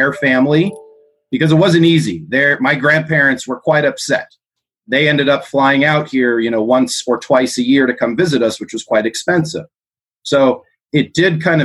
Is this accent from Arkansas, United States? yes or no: no; Southern California, United States; also born or lived in South Africa; We grew up in Southern California.